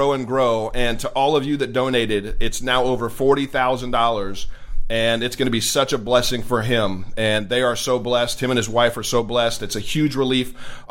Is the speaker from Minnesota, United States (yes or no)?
no; Redding, California, United States; moved away; my hometown of Redding, California